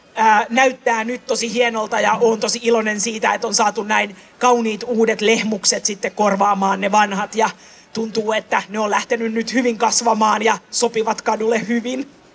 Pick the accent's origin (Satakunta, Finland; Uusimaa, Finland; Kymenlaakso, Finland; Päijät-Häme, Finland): Uusimaa, Finland; Helsinki; mä oon syntyisin Töölöstä itse tuota, niin tuolta Lemminkäisen kujalta